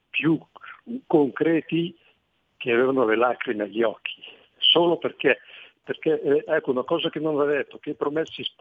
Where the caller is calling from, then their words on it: Parre, Lombardy, Italy; also born or lived in Lecco; Sono, sono … da Parre Bergamo. Benvenuto. E io ho vissuto a Lecco per più di 30 anni